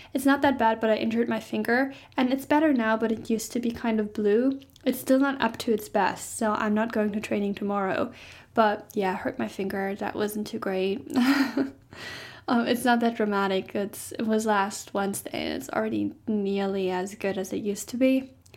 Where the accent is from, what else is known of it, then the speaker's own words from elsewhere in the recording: Germany; I'm from Germany